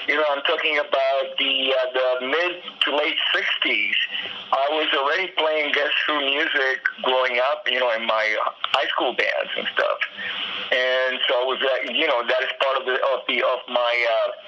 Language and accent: English; Miami, Florida, United States; moved away as an adult; also born or lived in Los Angeles; I grew up in Miami, and then I started touring in the Midwest before I I settled in Los Angeles in the late seventies.